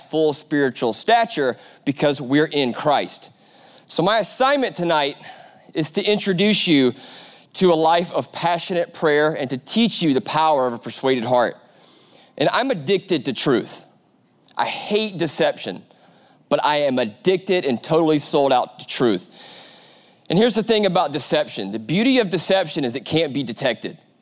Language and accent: English; Aiken, South Carolina, United States; the Aiken County Sheriff's Department down in, in South Carolina, my hometown